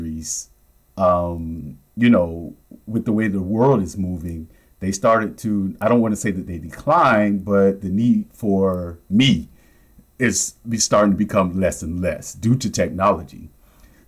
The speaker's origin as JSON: {"language": "English", "town": "Miami", "region": "Florida", "country": "United States", "tie": "born or raised there", "said": "I grew up in Miami"}